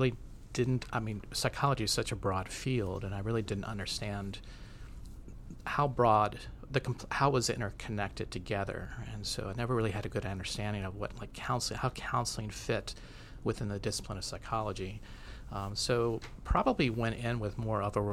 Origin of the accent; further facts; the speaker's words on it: Minnesota, United States; moved away; I'm from Minnesota